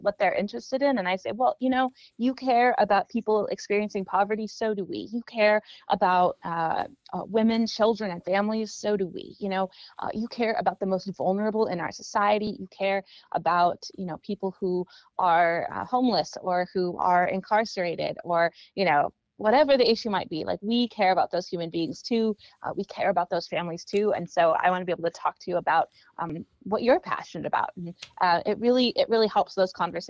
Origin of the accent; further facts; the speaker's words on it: Sacramento, California, United States; moved away as an adult; also born or lived in Los Angeles / Washington, D.C. / Maryland; I grew up here in Sacramento, so it's nice to be home